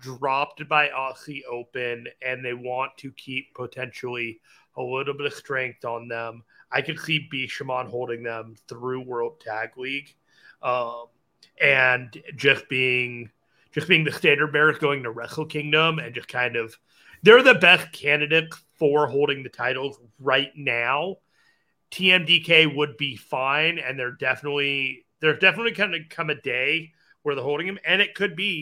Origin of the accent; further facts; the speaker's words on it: Fountain Valley, California, United States; I grew up in Southern California. There's a Sam's Club in like Fountain Valley near where I grew up